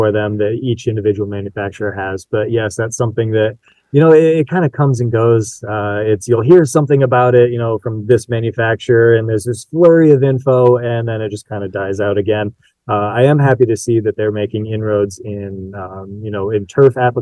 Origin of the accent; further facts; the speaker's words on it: South Bend, Indiana, United States; I grew up in the South Bend area where Tire Rack's located